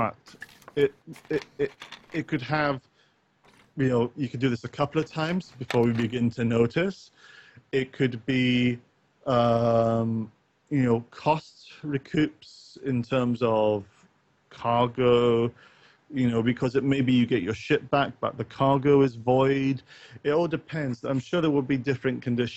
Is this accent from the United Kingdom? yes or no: yes; Northern Ireland, United Kingdom; I grew up partly in Northern Ireland